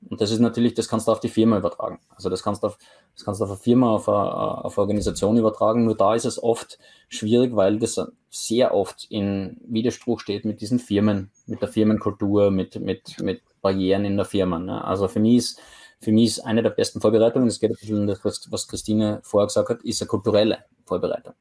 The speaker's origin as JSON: {"language": "German", "town": "Graz", "region": "Styria", "country": "Austria", "tie": "born or raised there", "moved": "as an adult", "lives_now": "Oslo, Norway", "said": "aus meiner Heimatstadt in, in Graz, in Österreich"}